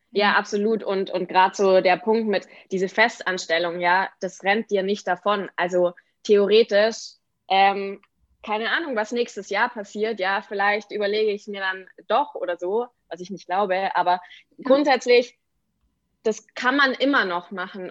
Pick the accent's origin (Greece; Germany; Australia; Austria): Germany; Aichach, Bavaria; moved away; die Schreinerei in meiner Heimat in Eichach